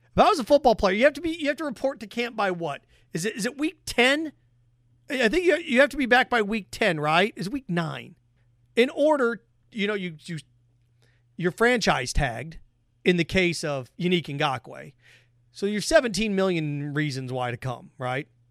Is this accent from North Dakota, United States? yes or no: no; Indiana, United States; moved away; my home state of Indiana